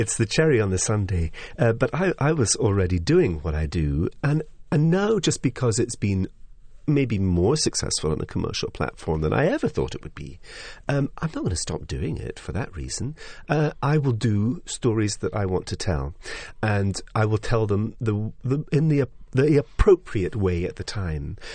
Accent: Highlands of Scotland, United Kingdom; I come from the Highlands of Scotland, where I'm used to a Cayley tradition. I'm used to people sitting in the front room making music. I was brought up with a piano in the room.

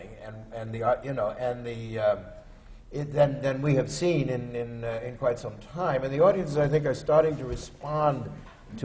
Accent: Los Angeles, California, United States; I was born and raised in Los Angeles

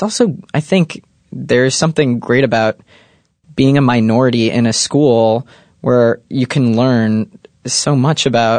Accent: Detroit, Michigan, United States; Celia and I grew up in Detroit, Michigan. Detroit proper, Michigan.

